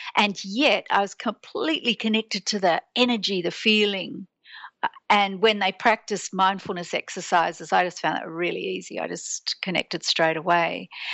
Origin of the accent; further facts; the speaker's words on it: Sydney, New South Wales, Australia; I'm born and bred in Sydney